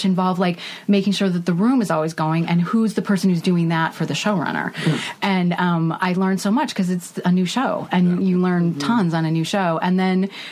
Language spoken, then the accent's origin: English; Indiana, United States; moved away as an adult; also born or lived in New York / Chicago; I grew up in Indiana